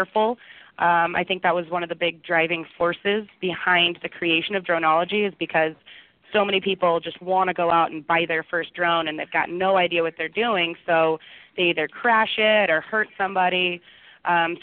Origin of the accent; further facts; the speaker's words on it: Boise, Idaho, United States; also born or lived in Santa Barbara; I returned to my hometown here in Boise